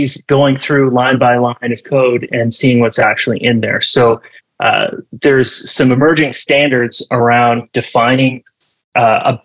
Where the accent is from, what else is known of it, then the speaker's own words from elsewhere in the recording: Canada; my home country, Canada